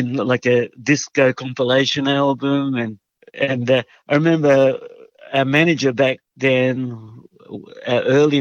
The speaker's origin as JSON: {"language": "English", "town": "Sydney", "region": "New South Wales", "country": "Australia", "tie": "born or raised there", "also_born_or_lived": "Hungary"}